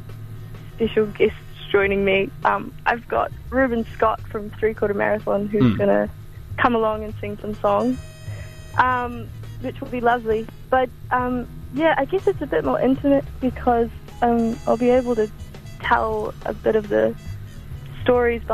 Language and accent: English; Queenstown, Otago, New Zealand; moved away as an adult; now in Wellington, New Zealand; I was born in Queenstown, so I'm kind of from around these ways